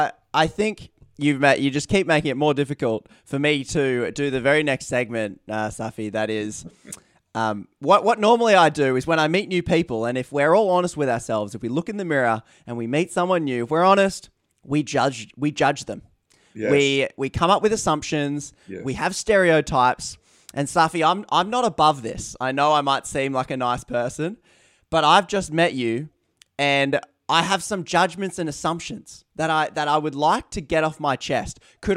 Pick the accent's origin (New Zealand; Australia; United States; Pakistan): Australia; accent: Australian; It's probably my Australian accent.